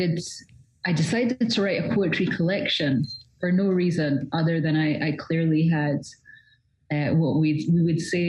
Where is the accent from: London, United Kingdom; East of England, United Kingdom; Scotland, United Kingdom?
Scotland, United Kingdom; So I grew up in all kinds of places all over Scotland. By the time I was 16, I'd moved well over 30 times